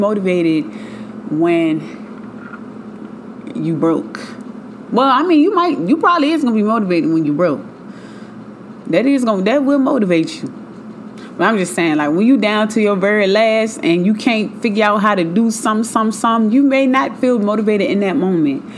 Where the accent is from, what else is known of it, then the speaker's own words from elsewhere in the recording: Richmond, Virginia, United States; moved away; I'm from Richmond, Virginia. That's where I moved from, born and raised